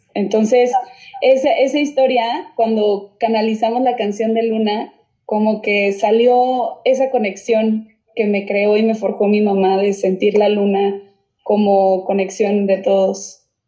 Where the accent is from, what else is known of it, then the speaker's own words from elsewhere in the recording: Monterrey, Nuevo León, Mexico; now in Mexico City, Mexico; yo soy de Monterrey, entonces mis papás se quedaron en Monterrey